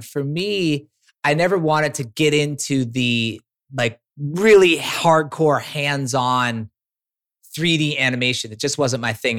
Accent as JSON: {"language": "English", "town": "Minneapolis", "region": "Minnesota", "country": "United States", "tie": "born or raised there", "also_born_or_lived": "San Francisco / Humboldt", "moved": "as an adult", "said": "I was a kid from Minneapolis, born and raised"}